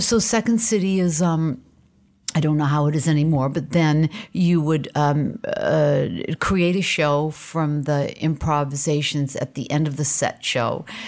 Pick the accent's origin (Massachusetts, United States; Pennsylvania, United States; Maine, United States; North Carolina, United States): Maine, United States; Portland; moved away; I grew up in Portland, Maine